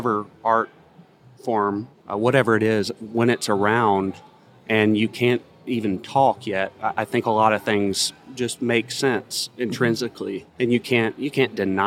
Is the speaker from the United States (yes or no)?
yes; Lithia, Florida, United States; now in Nashville, United States; I am from Lithia, Florida, which is about an hour east of Tampa